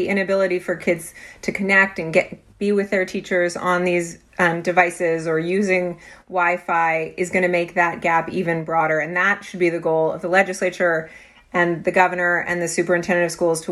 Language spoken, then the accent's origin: English; California, United States; I grew up in the California public schools